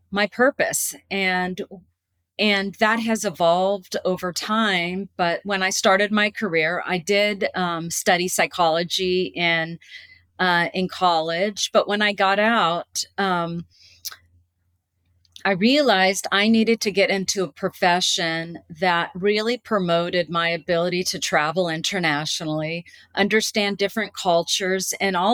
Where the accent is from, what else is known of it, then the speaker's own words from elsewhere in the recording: California, United States; also born or lived in Washington, D.C.; my dad um, was a naval pilot and he so we basically uh, lived in washington d.c when i was at the pentagon and also i lived in california uh, for most of my life growing up, and I went to college in San Diego